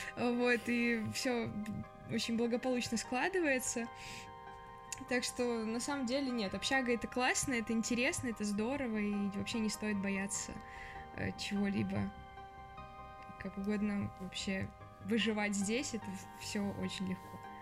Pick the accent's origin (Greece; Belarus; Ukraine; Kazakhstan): Belarus; Minsk; moved away as an adult; now in Moscow, Russia; я приехала из столицы в столицу, так сказать, из Минска э, в Москву